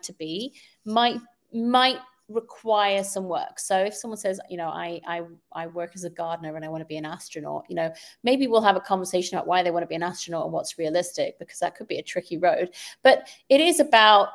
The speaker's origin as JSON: {"language": "English", "country": "United Kingdom", "tie": "born or raised there", "moved": "yes", "said": "I grew up in the United Kingdom where we take really major exams at the age of 16"}